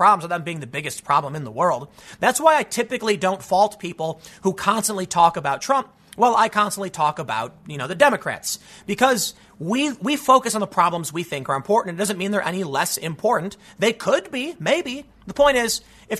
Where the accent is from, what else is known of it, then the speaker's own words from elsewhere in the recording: United States; as an American